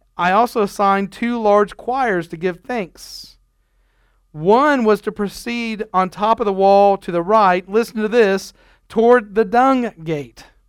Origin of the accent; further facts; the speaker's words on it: Nebraska, United States; moved away; when I grew up in Nebraska, we had family camp